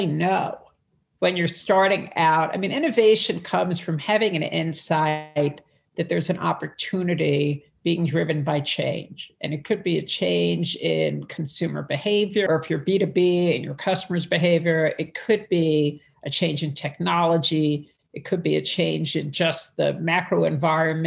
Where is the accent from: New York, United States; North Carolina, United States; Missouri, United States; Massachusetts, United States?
New York, United States; New York City; I'm from Brooklyn. I'm one of five kids. So I grew up in a whole different, my dad was a pharmacist